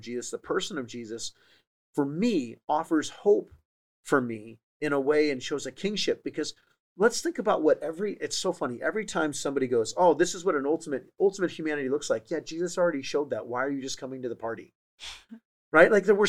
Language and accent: English; San Diego, California, United States; also born or lived in Wisconsin / Maine; I moved about every 2 years as a kid. I was born in San Diego, moved to Wisconsin for 2 years, came back to San Diego, then moved to Maine for 2 years, then came back to San Diego.